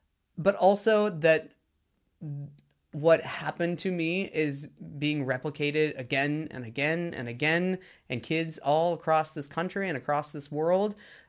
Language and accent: English; the South, United States; You know, I grew up LGBTQ in the South, and... being gay was the absolute worst thing that you could possibly be.